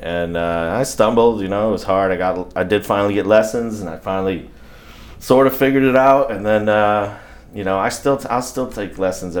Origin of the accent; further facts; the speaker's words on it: Saratoga Springs, New York, United States; moved away; I grew up in upstate New York, a little town called Saratoga Springs, New York.